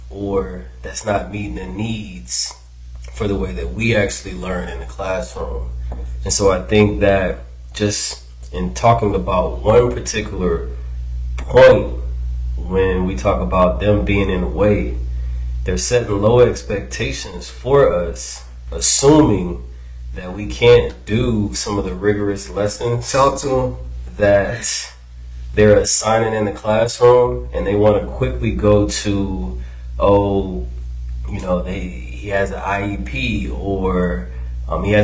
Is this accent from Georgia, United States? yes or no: yes; Atlanta, Georgia, United States; moved away as an adult; also born or lived in Columbus, Georgia; now in Oakland, United States; um, educational consultant out here in Oakland, California. Born and raised in Atlanta, Georgia.